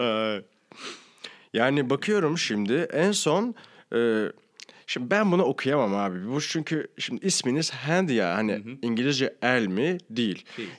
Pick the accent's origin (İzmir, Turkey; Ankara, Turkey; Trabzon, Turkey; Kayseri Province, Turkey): Ankara, Turkey; now in Istanbul, Turkey; zaten Ankaralıyım